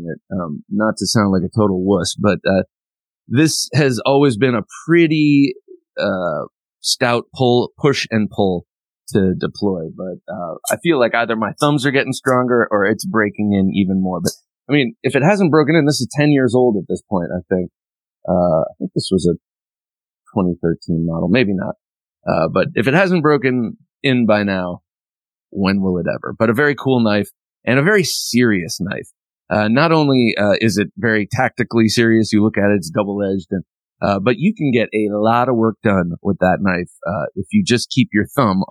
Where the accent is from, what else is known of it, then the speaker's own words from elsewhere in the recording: Ohio, United States; I grew up in Ohio, and that's how we said it.